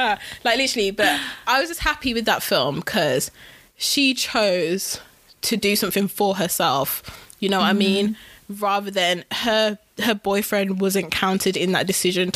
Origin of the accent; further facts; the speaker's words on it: Wolverhampton, West Midlands, United Kingdom; we're all from Wolves